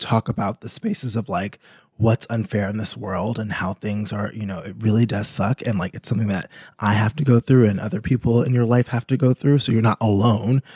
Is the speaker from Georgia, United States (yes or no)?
no; New York, United States; I'm from New York